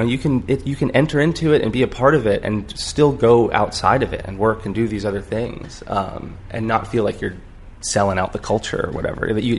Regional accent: Nokomis, Florida, United States; I grew up in a little town called Nokomis, Florida.

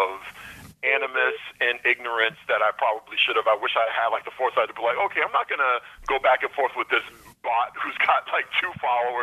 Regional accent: Boston, Massachusetts, United States; growing up in Boston

